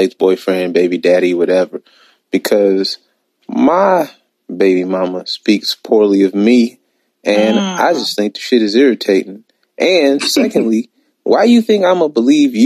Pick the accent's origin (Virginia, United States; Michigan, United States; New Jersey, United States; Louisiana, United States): Michigan, United States; Detroit; I'm from Detroit. Detroit is 80% black